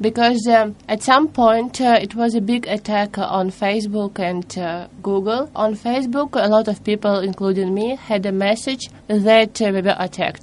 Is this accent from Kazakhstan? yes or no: no; Russia; I'm from Russia